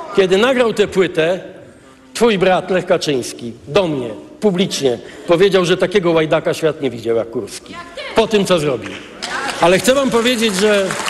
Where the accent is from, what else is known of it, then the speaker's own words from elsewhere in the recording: Gdańsk, Pomeranian Voivodeship, Poland; zobaczyłem, co znaczy polityka w Gdańsku w latach 70., jako dzieciak w grudniu 70 roku, jako student